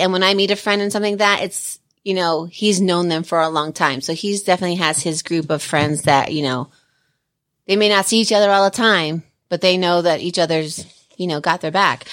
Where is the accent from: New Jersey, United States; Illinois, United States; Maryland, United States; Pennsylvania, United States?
Pennsylvania, United States; also born or lived in Pocono Mountains; now in Colorado, United States; I grew up in Pennsylvania for, like, ten years